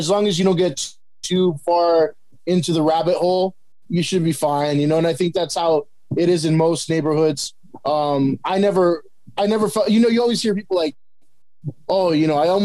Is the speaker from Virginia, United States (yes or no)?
no; El Monte, California, United States; I grew up in a Mexican community. That's what I know. You know, city of Almonte, you know, when I grew up in Almonte